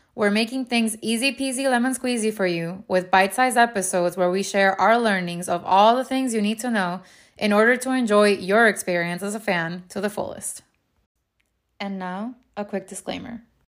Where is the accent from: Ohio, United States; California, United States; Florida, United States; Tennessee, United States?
Florida, United States; South; accent: Miami; also born or lived in Venezuela / London; raised in South Florida, and cannot shake my Miami accent